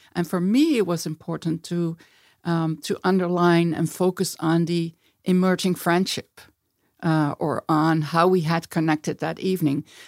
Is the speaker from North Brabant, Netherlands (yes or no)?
yes; Eindhoven, North Brabant, Netherlands; moved away as an adult; also born or lived in Amsterdam; I was born in Amsterdam. I grew up in a place, Eindhoven, where my dad worked for Philips.